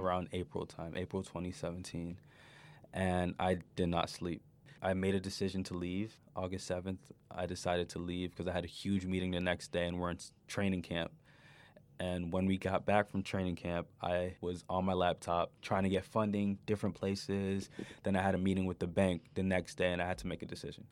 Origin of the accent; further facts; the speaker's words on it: New York, United States; moved away; as a kid growing up in New York